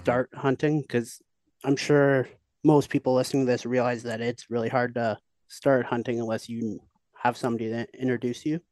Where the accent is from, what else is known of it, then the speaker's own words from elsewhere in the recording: just outside Toronto, Ontario, Canada; moved away as an adult; now in Kelowna, Canada; I'm originally from Ontario. I lived just outside Toronto my whole life.